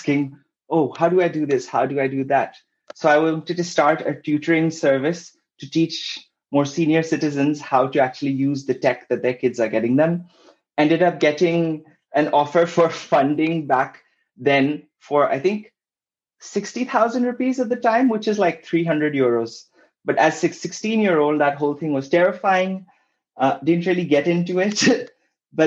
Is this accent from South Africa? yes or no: no; Pakistan; moved away as an adult; also born or lived in Kuala Lumpur, Malaysia / Oxford, United Kingdom; I'm originally from Pakistan. Then I studied and worked in Kuala Lumpur for a while, after which I ended up going to Oxford